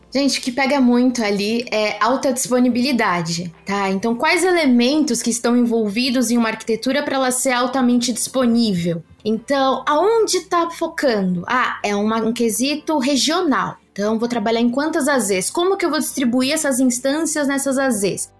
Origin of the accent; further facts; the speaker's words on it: Brazil; nós somos brasileiros, não nascemos falando inglês